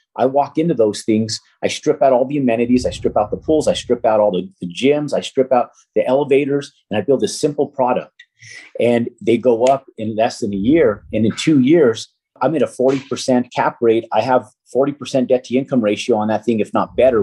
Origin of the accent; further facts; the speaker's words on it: Albuquerque, New Mexico, United States; moved away as an adult; I'm from Albuquerque, New Mexico